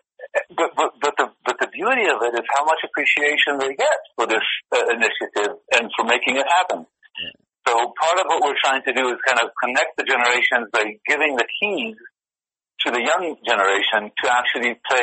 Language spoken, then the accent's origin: English; Israel; moved away; we're from Israel